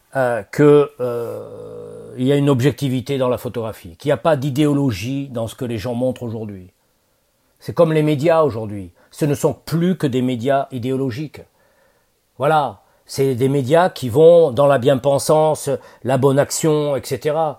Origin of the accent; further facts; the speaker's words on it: Bordeaux, Nouvelle-Aquitaine, France; moved away; à Bordeaux, alors, moi c'était ma ville natale